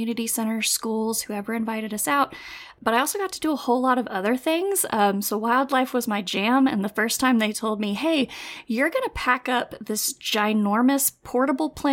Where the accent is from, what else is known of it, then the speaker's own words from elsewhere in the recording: Lubbock, Texas, United States; I was born and raised in Lubbock, Texas. That's where we still live